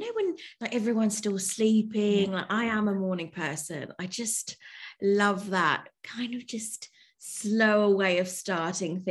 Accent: London, United Kingdom; moved away as an adult; also born or lived in Spain; now in Melbourne, Australia; growing up in London was the multiculturalness that comes with it

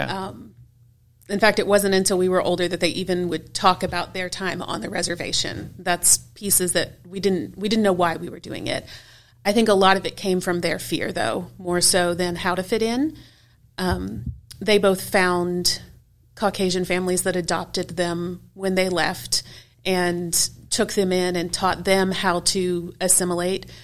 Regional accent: Houston, Texas, United States; moved away as an adult; now in Memphis, United States; I grew up in Houston, Texas, kind of on the south side of town

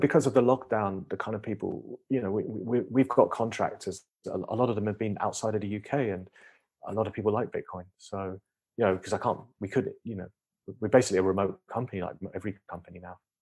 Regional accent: United Kingdom; moved away as an adult; now in United States; I'm British, I live twelve years in the U S

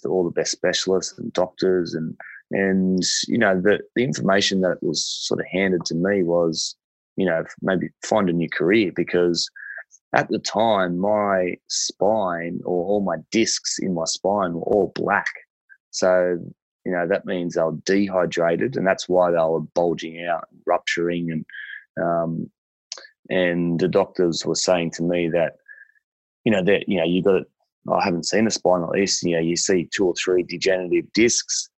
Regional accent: Liverpool, New South Wales, Australia; I grew up in Liverpool on 5 acres

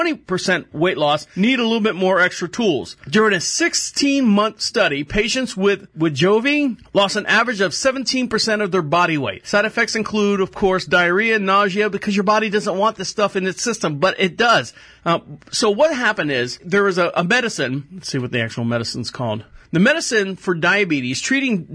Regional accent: Central Florida, United States; Born and raised in Central Florida

